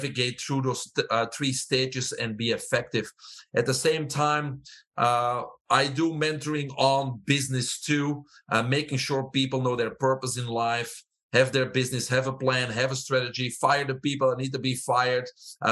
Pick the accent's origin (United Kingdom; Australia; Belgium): Belgium; moved away as an adult; also born or lived in Fort Lauderdale, Florida; now in United States; I have an accent. I'm originally from Belgium